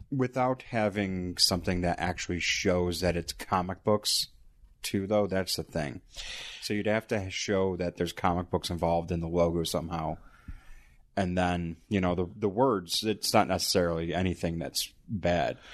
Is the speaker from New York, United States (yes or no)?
yes; Buffalo, New York, United States; born or raised there